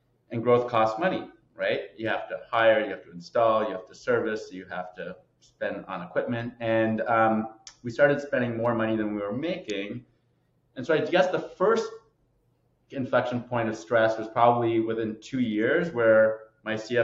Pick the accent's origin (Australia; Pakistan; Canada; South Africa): Canada; now in United States; Born and raised as a Canadian, now living in the States